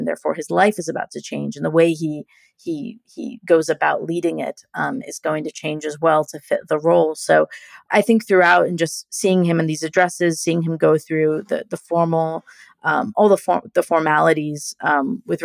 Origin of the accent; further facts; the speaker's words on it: United States; I'm an American